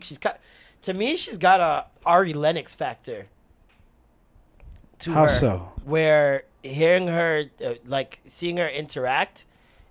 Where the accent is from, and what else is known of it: Jamaica